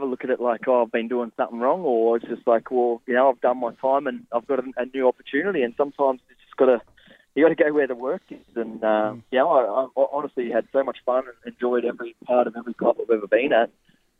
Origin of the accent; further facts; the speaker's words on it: New South Wales, Australia; moved away as an adult; now in Sydney, Australia; my hometown where I grew up.